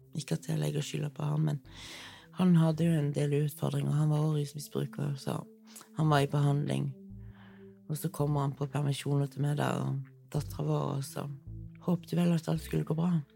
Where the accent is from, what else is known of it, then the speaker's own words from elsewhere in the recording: Kristiansand, Agder, Norway; Jeg har vokst opp i Kristiansand